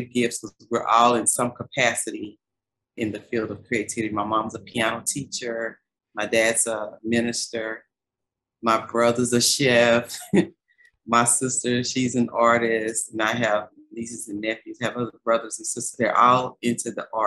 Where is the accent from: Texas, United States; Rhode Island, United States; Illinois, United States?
Texas, United States; Dallas; I grew up in South Oak Cliff.